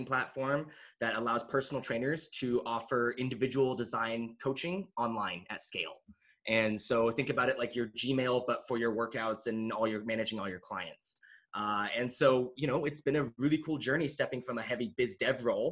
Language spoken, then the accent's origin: English; Kelso, Washington, United States; also born or lived in Korea / Austin, Texas; now in Boulder, United States; I was born in Korea, but I grew up in a really small rural town in Washington State, Kelso, Washington, which is right outside of Mount St. Helens